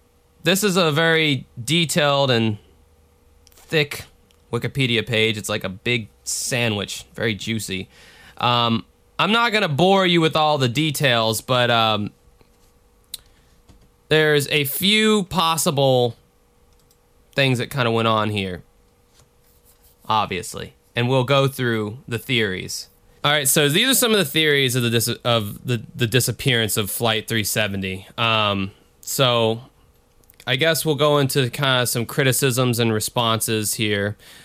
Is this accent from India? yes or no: no; Australia; accent: Australian; We had 6 Australians, or John F. Kennedy impersonator accents, if you will. Because my Australian accent sounds similar to...